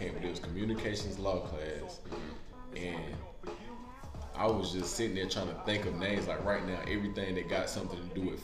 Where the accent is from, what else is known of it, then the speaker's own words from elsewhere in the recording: Spartanburg, South Carolina, United States; born and raised in Spartanburg